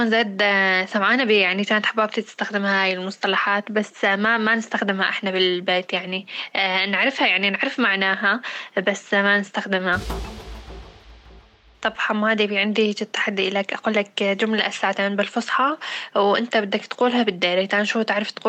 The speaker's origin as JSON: {"language": "Arabic", "town": "Deir ez-Zor", "region": "Deir ez-Zor Governorate", "country": "Syria", "accent": "Deiri", "said": "يعني اغلب الناس تشوف اني انا من الدير يعني بحال يحبون انه احكي بلغتي يقولوا لي لا تغيرينها خلاص انت احكي مثل لهجه اهل الدير"}